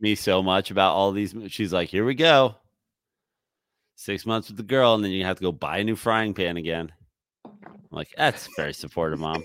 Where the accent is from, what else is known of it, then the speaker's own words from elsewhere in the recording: New York, United States; now in Southern California, United States; I'm from New York